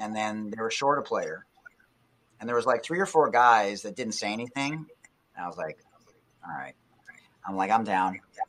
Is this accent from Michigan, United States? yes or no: yes; Detroit, Michigan, United States; Now, a lot of the people I grew up with did hockey, you know, because I'm from Hockey Town.